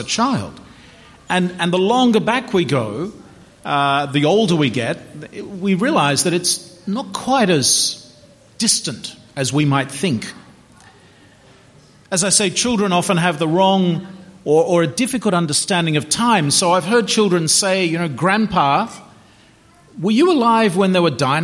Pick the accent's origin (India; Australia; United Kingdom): Australia; Melbourne, Victoria; 12 Robert Street, Chadstone, Melbourne, 3148, Victoria, Australia